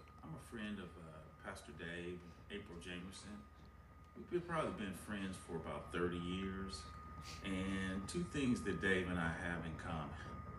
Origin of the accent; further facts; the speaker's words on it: Milwaukee, Wisconsin, United States; I grew up in Milwaukee, Wisconsin